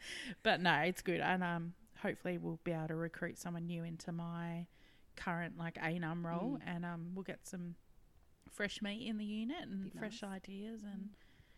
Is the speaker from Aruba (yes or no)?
no; WA, Western Australia, Australia; moved away; it's my home state and I'm like, love it.